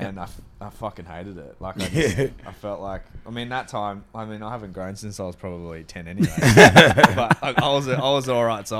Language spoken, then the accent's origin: English; Melbourne, Victoria, Australia; also born or lived in Torrance, California, United States; we moved back to Melbourne